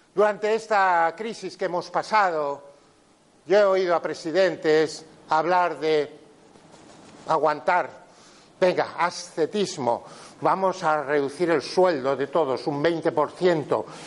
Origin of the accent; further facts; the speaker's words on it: Pontevedra, Galicia, Spain; yo soy de Pontevedra